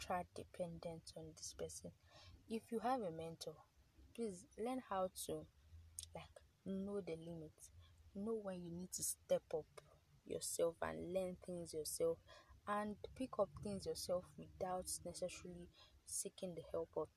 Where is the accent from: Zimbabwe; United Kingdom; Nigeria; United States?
Nigeria; as a Nigerian, as someone who is coming of age